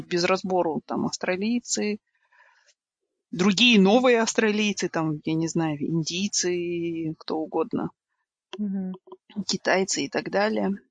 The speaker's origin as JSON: {"language": "Russian", "country": "Kazakhstan", "said": "Я из Казахстана"}